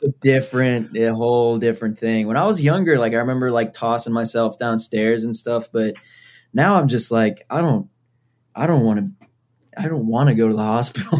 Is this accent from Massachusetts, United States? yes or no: yes; Foxborough, Massachusetts, United States; I grew up in Foxborough, Massachusetts